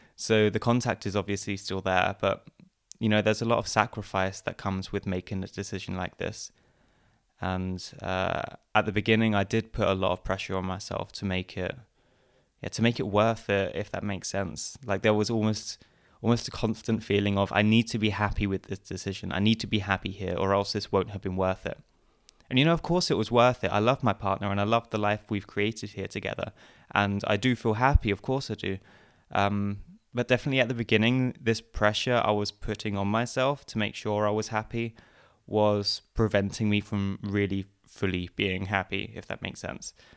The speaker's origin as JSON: {"language": "English", "area": "Essex", "region": "East of England", "country": "United Kingdom", "also_born_or_lived": "Canterbury, England", "moved": "as an adult", "lives_now": "Vienna, Austria", "said": "originally I come from Essex in England, and I guess about seven or eight years ago I moved to Vienna in Austria"}